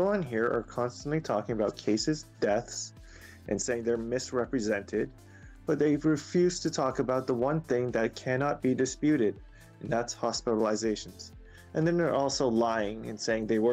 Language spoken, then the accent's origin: English; Canada; I'm Canadian as well